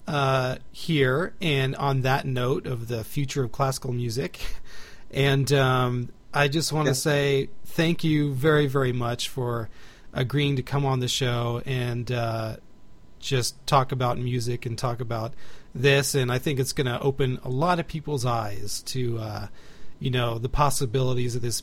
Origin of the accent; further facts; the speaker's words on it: Texas, United States; now in Indiana, United States; I am originally from Texas